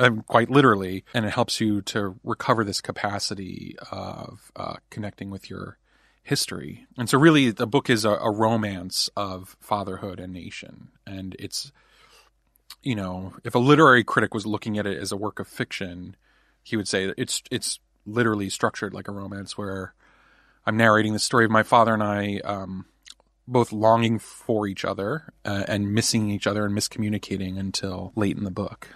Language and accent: English; New Jersey, United States; I was raised in New Jersey